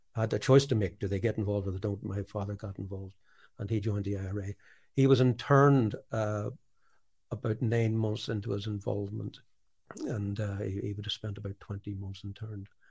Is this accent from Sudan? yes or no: no; Norwich, East of England, United Kingdom; born or raised there; moved away as an adult; also born or lived in Belfast